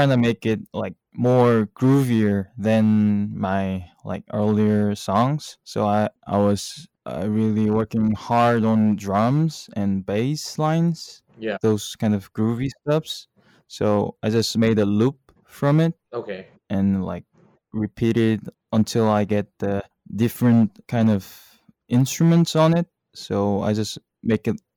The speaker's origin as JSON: {"language": "English", "region": "Seoul", "country": "South Korea", "said": "We're both from Seoul, South Korea."}